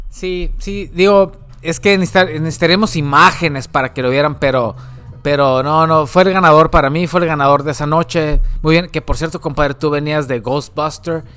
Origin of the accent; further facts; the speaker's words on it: northern Mexico, Mexico; nosotros, como mexicanos o, la gente del norte del país, ¿no? que vive obviamente en la frontera, cercano a la frontera